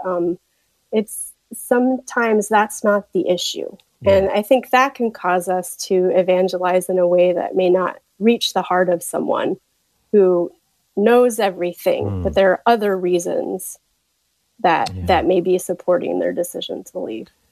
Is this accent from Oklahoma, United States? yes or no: yes; Tulsa, Oklahoma, United States; moved away; I am from Tulsa, Oklahoma. My family is still there